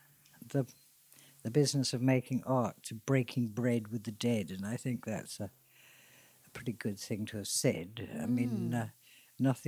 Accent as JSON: {"language": "English", "town": "Hadleigh", "region": "East of England", "country": "United Kingdom", "tie": "born or raised there", "said": "Hadley, where I grew up in Suffolk"}